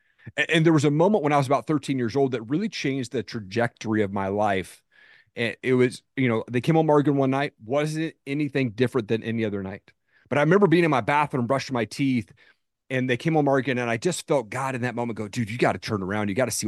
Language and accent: English; Tri-Cities, Washington, United States; Yeah, I grew up in Eastern Washington, a place called Tri-Cities.